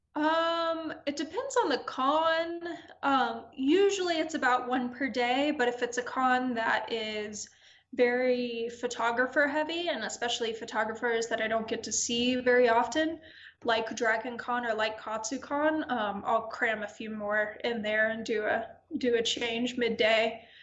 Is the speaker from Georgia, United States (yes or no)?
yes; Atlanta, Georgia, United States; moved away; I'm from Atlanta originally